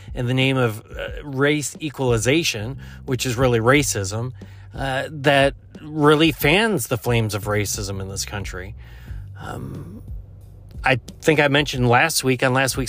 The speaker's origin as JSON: {"language": "English", "town": "Buffalo", "region": "New York", "country": "United States", "moved": "yes", "said": "I'm originally from the Buffalo area"}